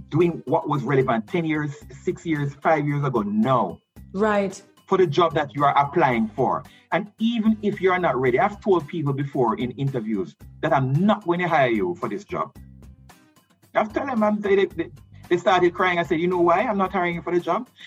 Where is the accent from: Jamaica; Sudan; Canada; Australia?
Jamaica; Allman Town, Kingston; against growing up in Allman Town, against a single mother, um, you know, and all the challenges that I went through in life.